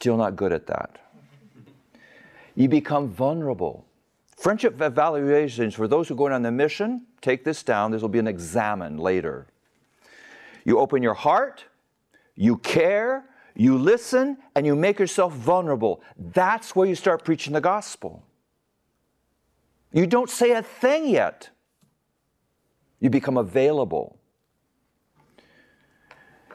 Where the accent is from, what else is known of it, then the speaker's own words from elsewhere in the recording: United States; moved away as an adult; now in Magadan, Russia; We're Americans.